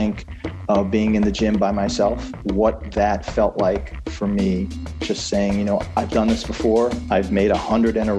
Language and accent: English; Trumbull, Connecticut, United States; I grew up in Connecticut, Trumbull, Connecticut, about an hour outside of New York